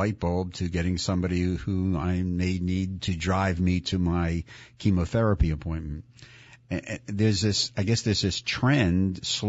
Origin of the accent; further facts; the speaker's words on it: Philadelphia, Pennsylvania, United States; growing up in Philly